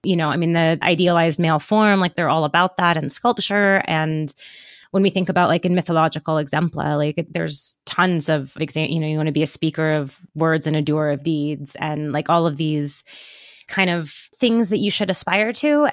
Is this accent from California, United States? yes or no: yes; Northern California, United States; I'm from Northern California